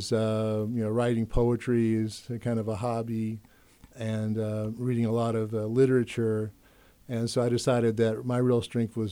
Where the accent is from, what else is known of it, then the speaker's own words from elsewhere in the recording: Charleston, South Carolina, United States; moved away as an adult; also born or lived in Greenville, South Carolina; now in Muncie, United States; I was born in Charleston, South Carolina. My father was in the Marine Corps. And then when I was 14, we moved from Charleston to Greenville, South Carolina